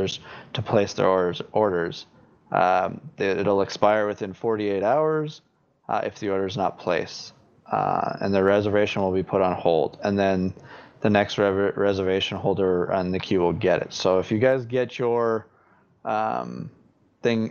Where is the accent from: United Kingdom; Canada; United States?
Canada; I'm from Canada.